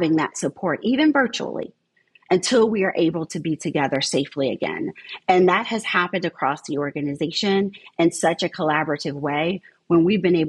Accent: Southern New Jersey, United States; moved away as an adult; now in St. Petersburg, United States; I grew up in Southern New Jersey

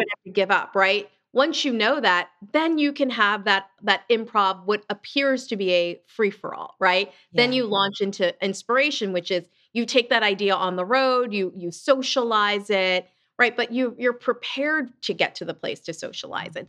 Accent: southern New Jersey, United States; also born or lived in Lancaster, Pennsylvania; I grew up in um, southern New Jersey. I'm from Lancaster, Pennsylvania, but we moved to Jersey when I was pretty young

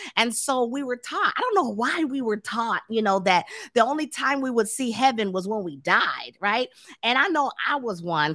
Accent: Tampa, Florida, United States; now in Dallas, United States; I'm from Florida too. So um, I was raised in Tampa, St. Petersburg area.

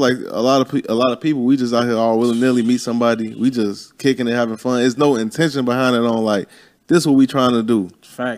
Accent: Chicago, Illinois, United States; moved away; I'm from Chicago

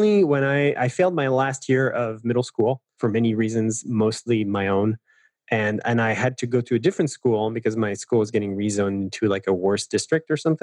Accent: Paris, Île-de-France, France; I'm French. I know it's not super obvious, but so I grew up in Paris

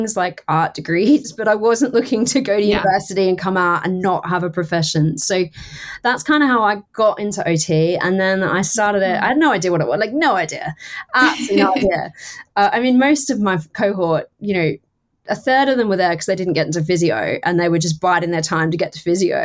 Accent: Townsville, Queensland, Australia; I was the first year in Townsville, in my hometown

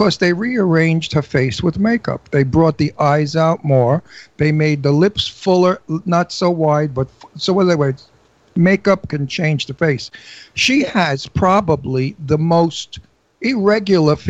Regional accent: New York City, New York, United States

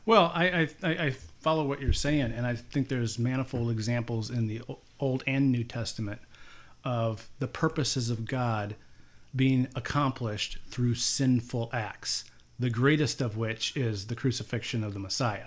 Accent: Cedar Rapids, Iowa, United States; I grew up here in Cedar Rapids, Iowa

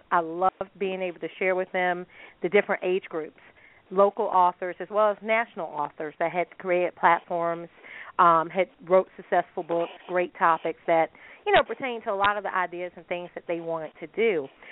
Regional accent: United States; as a American

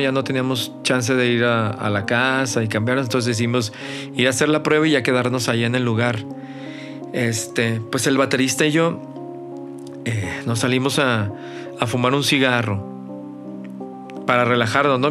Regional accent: Mazatlán, Sinaloa, Mexico; moved away as an adult; now in Guadalajara, Mexico; yo no soy de aquí de, Guanatos, yo soy de Mazatlán

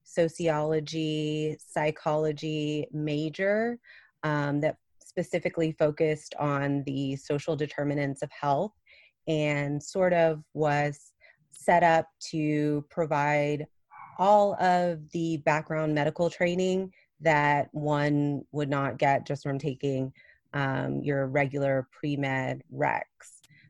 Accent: Plano, Texas, United States; I grew up here in Plano, right outside of Dallas.

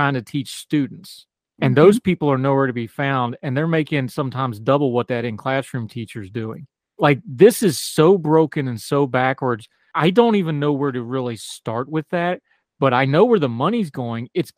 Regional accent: West Virginia, United States; my home state

